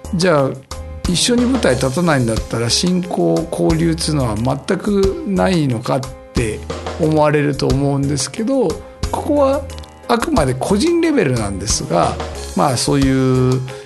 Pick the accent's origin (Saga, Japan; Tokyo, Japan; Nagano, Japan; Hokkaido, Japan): Tokyo, Japan; Nakano-sakaue; うちの実家のあるところ